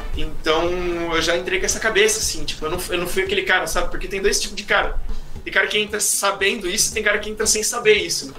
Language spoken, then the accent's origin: Portuguese; Indaiatuba, São Paulo, Brazil; moved away as an adult; Eu sou de Indaiatuba, na né, interior de São Paulo